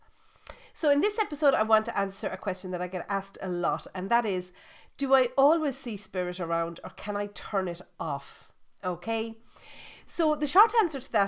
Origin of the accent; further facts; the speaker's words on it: Ireland; I'm Irish. I was born, bred and buttered in Ireland. I still live in Ireland